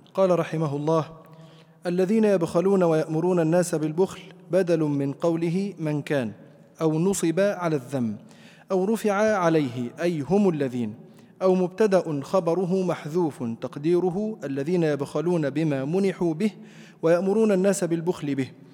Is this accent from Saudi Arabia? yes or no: no; Egypt; عندنا في مصر